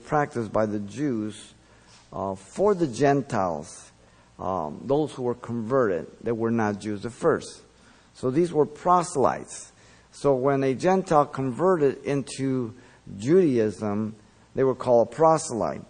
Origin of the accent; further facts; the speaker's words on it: Los Angeles, California, United States; English is a second language; also born or lived in Mexico City, Mexico; When we moved to the United States, we were in L.A. by Huntley Drive. I went to Our Lady of Loreto till first grade, where I learned English.